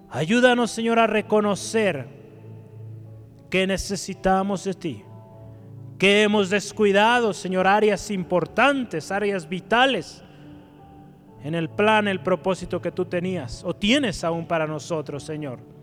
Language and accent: Spanish; Guadalajara, Jalisco, Mexico; Como tapatíos, ¿verdad? que amamos nuestro Jalisco, nuestro Guadalajara